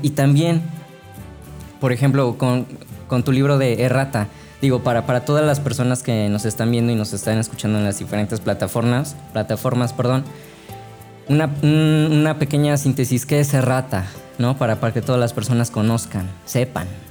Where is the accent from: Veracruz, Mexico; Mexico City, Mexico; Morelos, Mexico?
Veracruz, Mexico; Altotonga; also born or lived in Xalapa / Boca del Río; yo no soy originario de Jalapa, yo soy de una ciudad eh, que se llama Altotonga, que queda unos 20 minutos de Perote